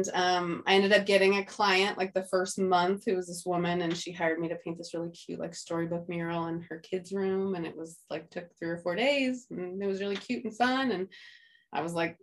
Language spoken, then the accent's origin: English; outside of Redding, Northern California, United States; moved away as an adult; also born or lived in Santa Barbara, California; now in San Diego, United States; I'm from California, from Northern California